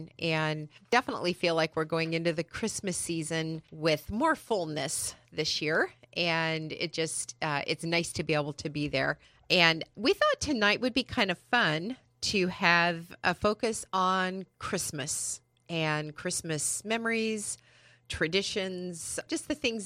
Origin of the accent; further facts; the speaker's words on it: San Bernardino Mountains, California, United States; now in San Diego, United States; I grew up in the San Bernardino Mountains, where Forest Home is